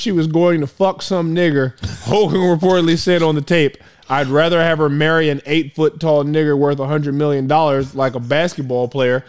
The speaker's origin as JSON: {"language": "English", "town": "Tampa", "region": "Florida", "country": "United States", "tie": "born or raised there", "said": "where I grew up in South Tampa, Port Tampa, it was a really rough neighborhood, very low income"}